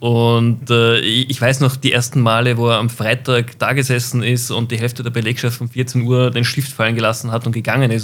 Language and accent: German; Austria; als Österreicher